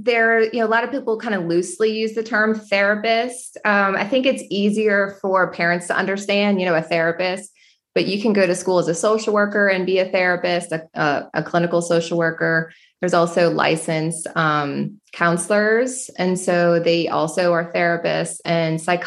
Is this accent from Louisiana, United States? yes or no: yes; New Orleans, Louisiana, United States; I'm from New Orleans.